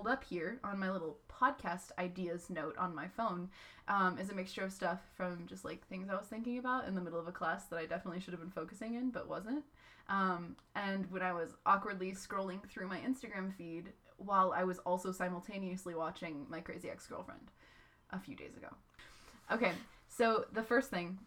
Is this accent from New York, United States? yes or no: no; Chicago, Illinois, United States; now in San Diego, United States; I'm from Chicago, Illinois